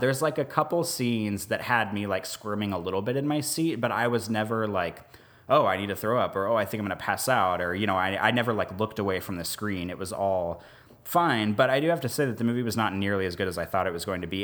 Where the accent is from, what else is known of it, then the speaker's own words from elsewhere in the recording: Kansas City, United States; also born or lived in Omaha, Nebraska; now in New Orleans, United States; I grew up outside of Kansas City, and then I, we lived in Omaha for about three years, and then now we're here